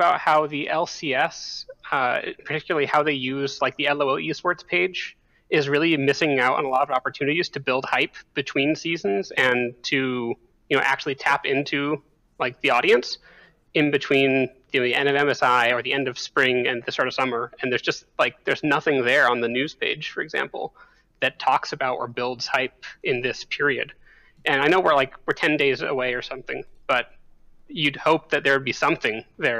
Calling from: Washington, District of Columbia, United States; Today I'm calling from Washington, D.C.

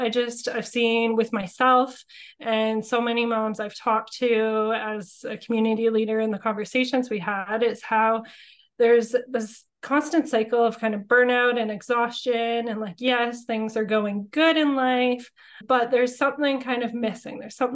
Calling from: Sooke, British Columbia, Canada; I am calling in from Sooke, BC, so just outside of Victoria and Langford. I love my small town living and just things being a little bit slower, a little bit closer to nature, a little bit more free living with our backyard fires and things like that.

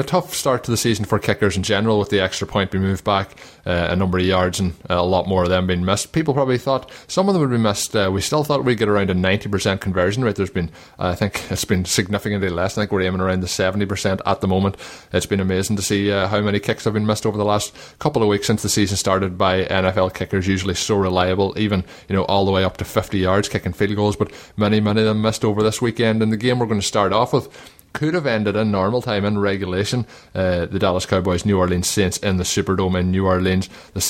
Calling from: Melbourne, Victoria, Australia; Of course, I'm recording this from Melbourne, Australia, so I'm sure you can understand as to why I won't be attending.

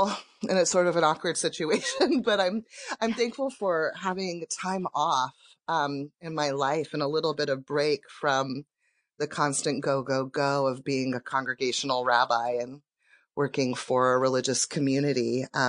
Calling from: Olympia, Washington, United States; I'm calling from Olympia, Washington.

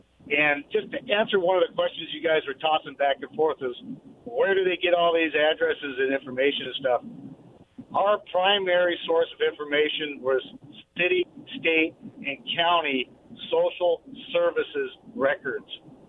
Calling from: Kent, Washington, United States; in Kent.

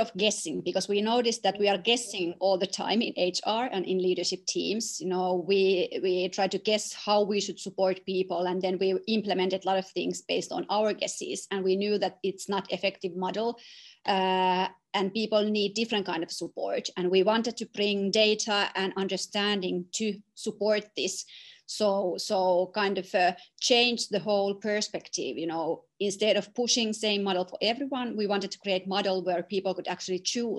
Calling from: Tampere, Pirkanmaa, Finland; English is a second language; Well, I'm joining you from Finland, from Tampere.

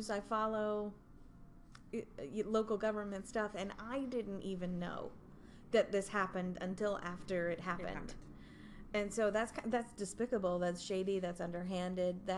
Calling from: North Carolina, United States; We're recording from North Carolina.

